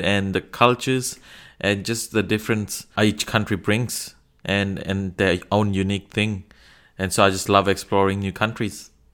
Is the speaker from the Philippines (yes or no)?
no; Fiji; now in Australia; I'm from Fiji. I live in Australia.